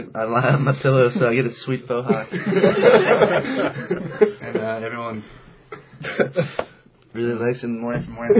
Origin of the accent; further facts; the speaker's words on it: Plano, Texas, United States; moved away; I'm from Plano, Texas. I live in Leverett House.